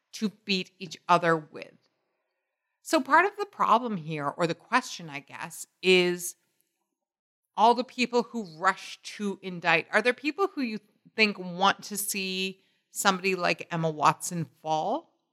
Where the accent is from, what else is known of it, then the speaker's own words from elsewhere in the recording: United Kingdom; growing up in Britain.